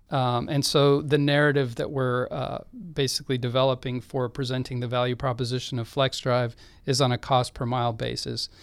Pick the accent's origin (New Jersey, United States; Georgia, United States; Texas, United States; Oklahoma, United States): Texas, United States; Austin; I grew up in Austin